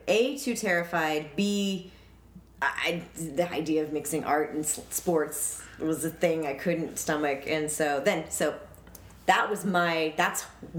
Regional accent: Denver, Colorado, United States; moved away; I'm from Denver

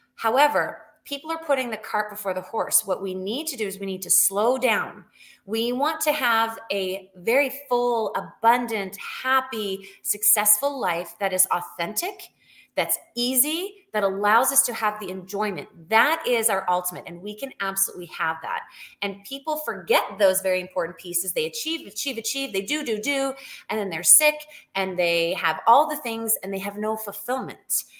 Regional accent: Canada; moved away as an adult; also born or lived in Alberta; now in United States; I am from Canada originally.

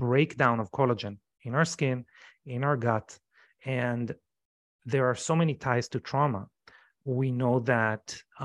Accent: Israel; moved away as an adult; now in United States; I come from Israel. Israel is a very traumatizing society

